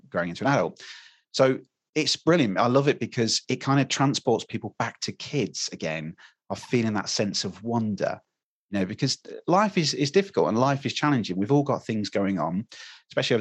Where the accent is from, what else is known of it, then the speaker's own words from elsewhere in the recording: United Kingdom; We love talking about the weather in England as British people